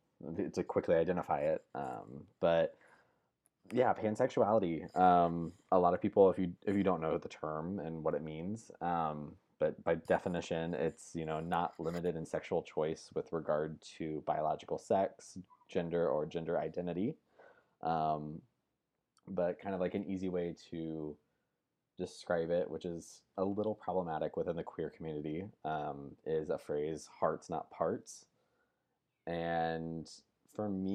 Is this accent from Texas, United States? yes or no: no; Central Illinois, United States; also born or lived in Nashville, Tennessee; now in Brentwood, Tennessee, United States; I grew up in Central Illinois along with Steffi.